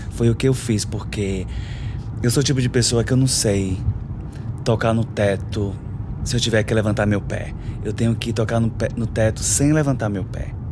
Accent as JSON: {"language": "Portuguese", "town": "Salvador", "region": "Bahia", "country": "Brazil", "tie": "born there", "moved": "as an adult", "said": "Eu nasci em Salvador, Salvador, Bahia. Pernambués é um bairro assim super populoso."}